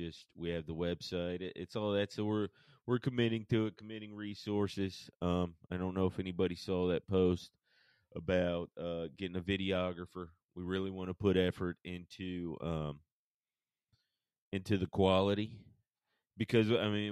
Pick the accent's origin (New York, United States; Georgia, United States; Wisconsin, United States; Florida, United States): Georgia, United States; Paulding County; now in Cheatham County, Tennessee, United States; growing up in Paulding County, Georgia